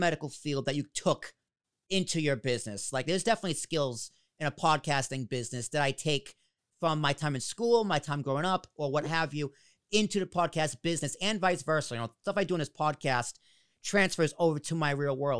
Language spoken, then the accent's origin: English; Boston, Massachusetts, United States; I was born in Boston.